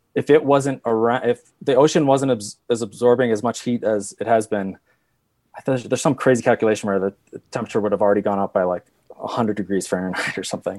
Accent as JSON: {"language": "English", "region": "New England", "country": "United States", "tie": "born or raised there", "moved": "yes", "lives_now": "Colorado, United States", "said": "I grew up in New England where it's all kind of just boring granite"}